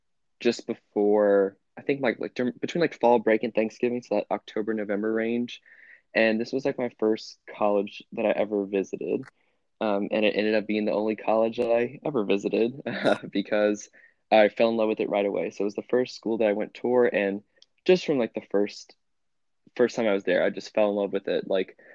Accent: Louisiana, United States; I grew up in a small town about an hour south of New Orleans

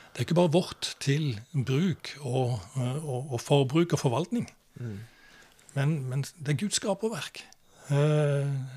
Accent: Kristiansand, Agder, Norway; jeg vokste opp i Oddernes.

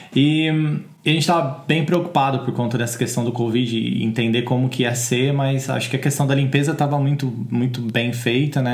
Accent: Brazil; moved away as an adult; now in United Kingdom; a gente vem do Brasil

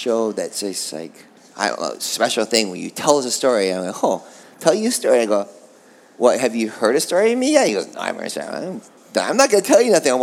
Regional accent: Oahu, Hawaii, United States; I grew up in Oahu.

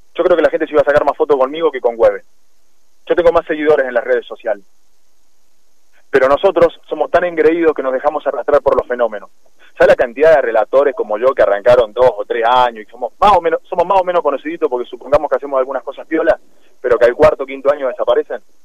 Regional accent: Jovita, Córdoba, Argentina; soy de pueblo, yo soy de Jovita

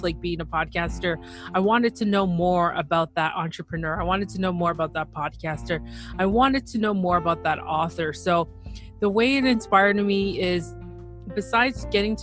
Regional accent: Toronto, Ontario, Canada; So I am from Toronto, Ontario, Canada.

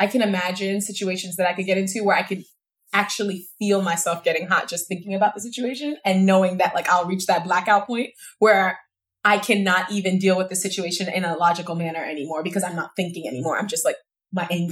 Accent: New York, United States; I'm from New York

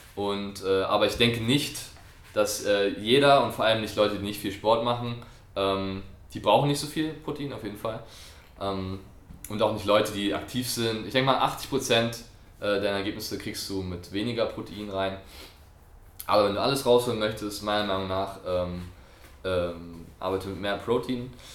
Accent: France; moved away; ich bin Franzose

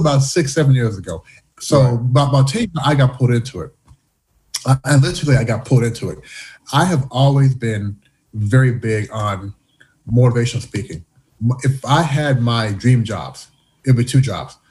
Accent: Louisville, Kentucky, United States; born or raised there; moved away as an adult; also born or lived in Canada / Washington, D.C.; now in Shanghai, China

